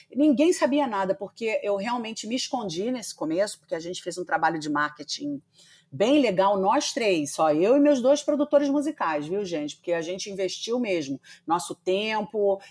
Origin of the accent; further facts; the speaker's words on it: Rio de Janeiro, Brazil; accent: carioca; eu fui estudar numa escola aqui no Rio de Janeiro, que eu sou carioca, acho que dá para perceber pelo sotaque